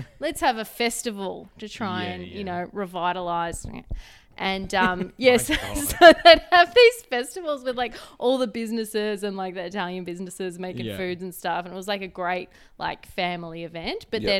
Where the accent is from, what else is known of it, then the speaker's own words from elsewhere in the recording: Morwell, Victoria, Australia; I'm from Morwell in Gippsland.